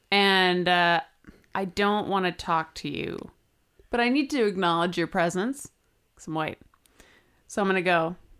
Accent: California, United States; we're both from California

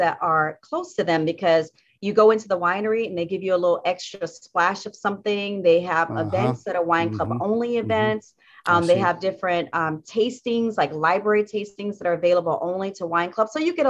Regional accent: the Carolinas, United States; I'm from the Carolinas, and so North Carolina is a state that I ship to.

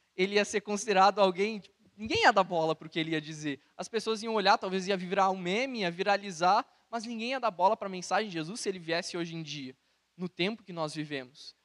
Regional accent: Santa Cruz do Sul, Rio Grande do Sul, Brazil; igreja de Santa Cruz do Sul, onde eu cresci

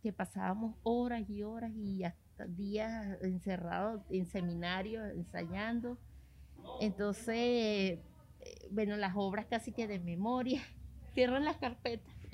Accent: Venezuela; moved away; después me fui del país

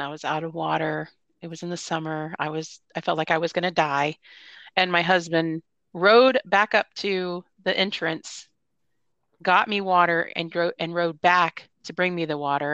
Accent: Florida, United States; moved away; I'm actually originally from Florida

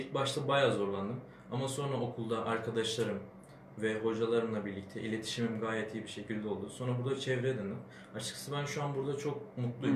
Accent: Adana, Turkey; moved away as an adult; now in Afyonkarahisar, Turkey; Ben Adanalıyım.

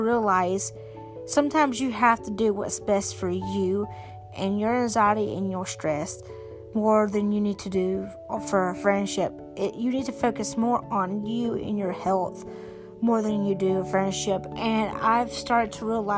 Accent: South Carolina, United States; I grew up, I can't really say like where, but I grew up in South Carolina

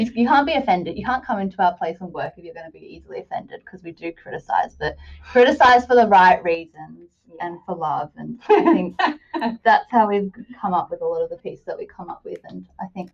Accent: Wurundjeri country, Victoria, Australia; I'm Narunga mob, but also born and raised on Wurundjeri country

